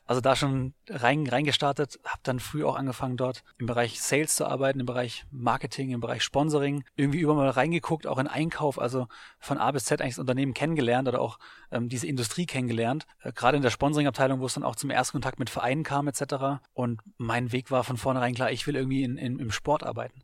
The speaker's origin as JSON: {"language": "German", "region": "Baden-Württemberg", "country": "Germany", "tie": "born or raised there", "also_born_or_lived": "Hamburg / Augsburg / Frankfurt / Bamberg", "moved": "yes", "lives_now": "Berlin, Germany", "said": "aufgewachsen in Baden-Württemberg"}